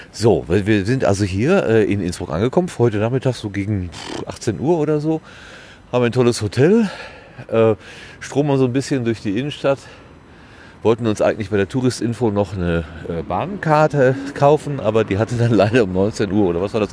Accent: Sauerland, North Rhine-Westphalia, Germany; Ich komme ja wenigstens noch aus dem Land der 1000 Berge, dem Sauerland

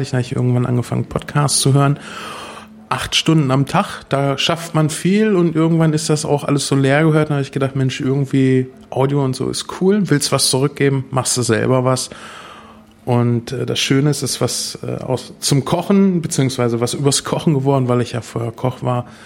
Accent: Espelkamp, North Rhine-Westphalia, Germany; born there; now in Uffeln, Germany; gebürtig bin ich aus Esbekamp, eine sehr schöne kleine Stadt, bin dann äh, in der Nähe von Minden jetzt beheimatet

